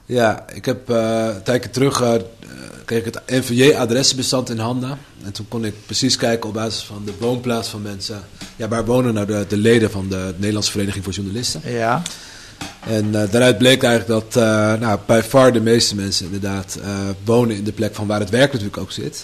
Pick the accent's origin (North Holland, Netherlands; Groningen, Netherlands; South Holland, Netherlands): North Holland, Netherlands; Amsterdam; moved away as an adult; now in Deventer, Netherlands; als Amsterdammer